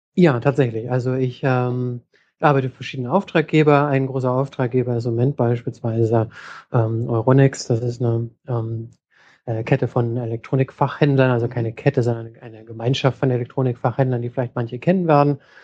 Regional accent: Hamburg, Germany; moved away as an adult; now in San Francisco, United States; ich komme ursprünglich aus Hamburg und bin inzwischen in San Francisco.

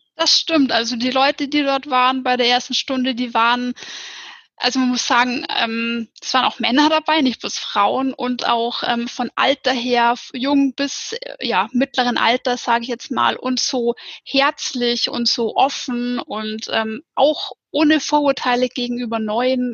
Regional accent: near the Ammersee, Upper Bavaria, Germany; ich komme aus Bayern, aus Oberbayern, ähm, aus der Nähe vom Ammersee

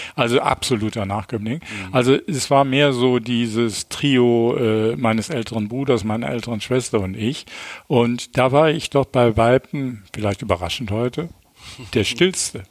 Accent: Düsseldorf, North Rhine-Westphalia, Germany; geboren äh, 11. Mai 1953 in Düsseldorf und äh, als drittes von fünf Kindern und bin aufgewachsen

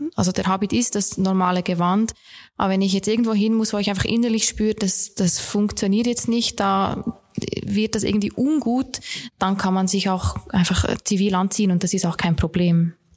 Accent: Bern, Switzerland; moved away as an adult; now in Linz, Austria; Un unüberhörbar bin ich eine Schweizerin. Ich komme aus Bern

